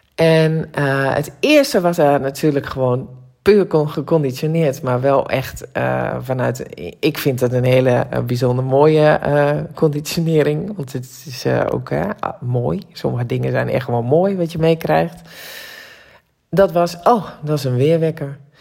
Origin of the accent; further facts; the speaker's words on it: Drenthe, Netherlands; Want ik ben Drentse van oorsprong